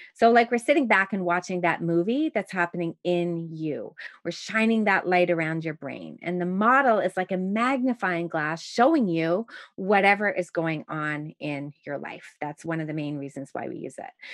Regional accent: Montreal, Quebec, Canada; now in Toronto, Canada; the same type of shoveling that I grew up with in Montreal

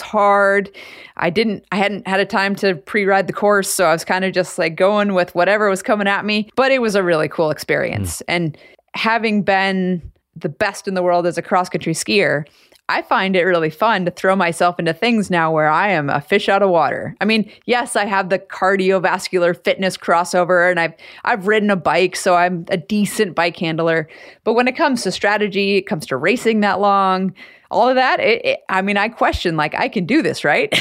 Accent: Anchorage, Alaska, United States; growing up in Anchorage

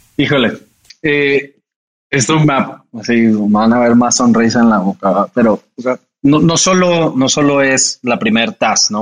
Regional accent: Jalisco, Mexico; en Jalisco, de donde yo soy

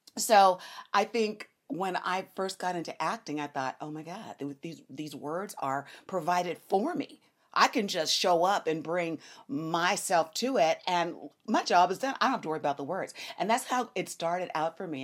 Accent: Los Angeles, California, United States; I am born and raised in Los Angeles, California

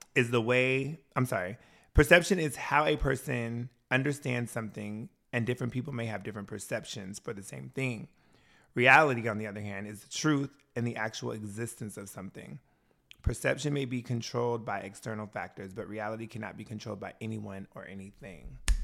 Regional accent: Washington, United States; moved away; also born or lived in Wisconsin; I grew up in Washington State.

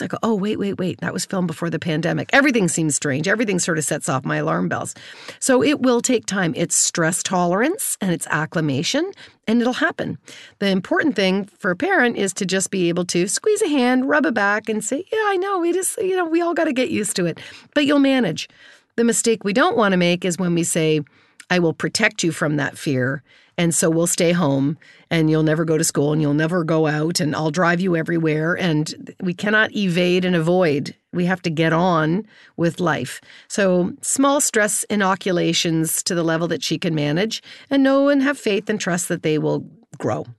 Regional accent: Kitchener, Ontario, Canada; I grew up in Kitchener, Waterloo, in, uh, in Ontario

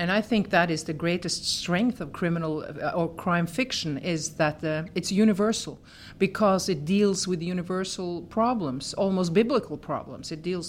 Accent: Norway; So I feel as a Norwegian, I feel as a Scandinavian, I feel as a European

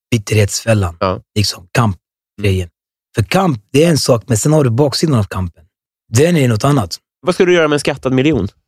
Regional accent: Norsborg, Stockholm County, Sweden

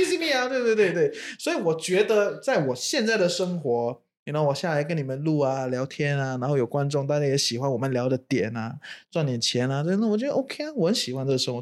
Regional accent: Singapore; moved away as an adult; also born or lived in China; now in Malaysia; 可能前面二十多年都住在新加坡啊，土生嗯。土长

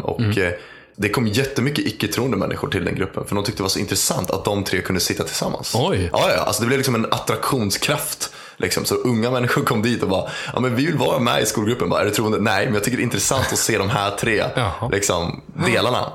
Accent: Uppsala, Uppsala County, Sweden; är född och uppvuxen i Uppsala

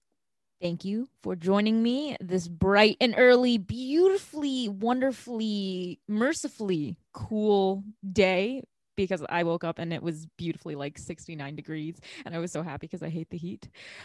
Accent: Chicago, Illinois, United States; also born or lived in China; most of my friends growing up here

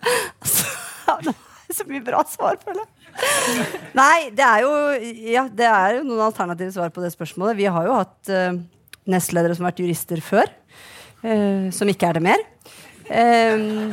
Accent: Akershus, Norway; vi er jo fra Akershus

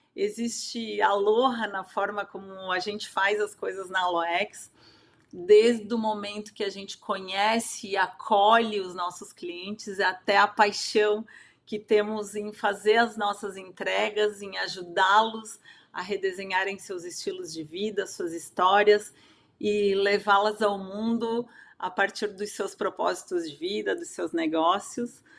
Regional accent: Santa Catarina, Brazil; eu sou catarinense, moro em Blumenau atualmente.

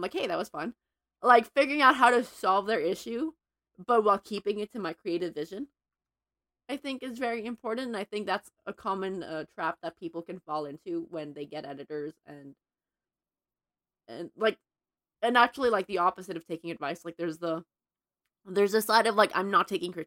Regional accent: Mexico; moved away as an adult; now in Los Angeles, United States; I'm Mexican American, but I grew up in Mexico until 3 years ago.

